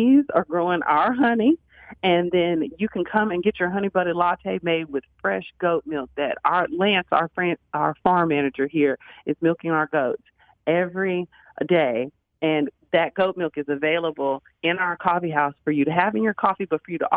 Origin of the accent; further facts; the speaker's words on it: Dallas, Texas, United States; I grew up in South Dallas